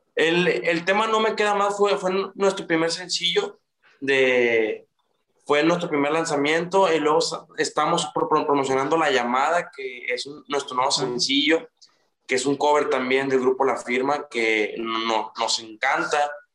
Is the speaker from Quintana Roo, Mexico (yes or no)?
no; Monterrey, Nuevo León, Mexico; Nosotros somos desde aquí de Monterrey